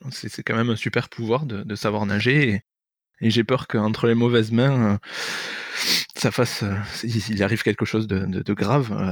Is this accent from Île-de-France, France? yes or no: yes; Paris, Île-de-France, France; alors j'ai grandi à Paris